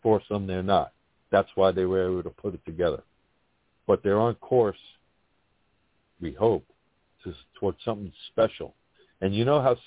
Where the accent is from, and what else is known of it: New York City, New York, United States; accent: thick accent